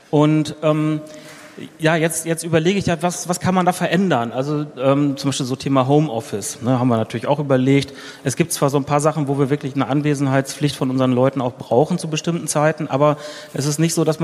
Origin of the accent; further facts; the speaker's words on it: Berlin, Germany; Ich komme hier aus Berlin und bin Mitinhaber eines kleinen Ingenieurbüros.